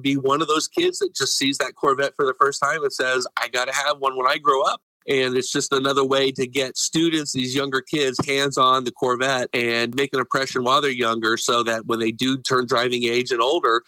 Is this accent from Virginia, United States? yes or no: no; Indiana, United States; I grew up in Indiana